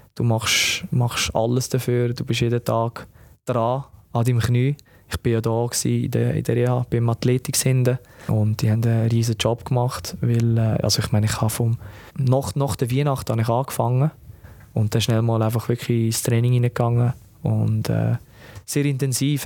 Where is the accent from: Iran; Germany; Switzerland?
Switzerland; Lucerne; moved away as an adult; also born or lived in Palermo; weil das meine Heimat ist